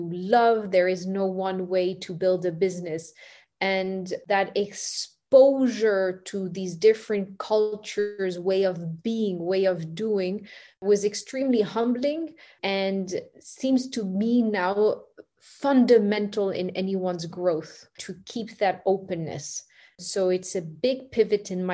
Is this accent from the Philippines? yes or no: no; Singapore; I grew up in Singapore